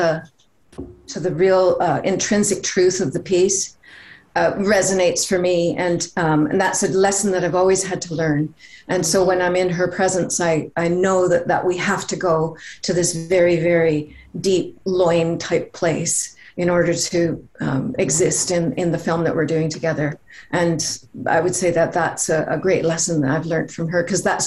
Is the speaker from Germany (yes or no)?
no; Canada; we're both Canadian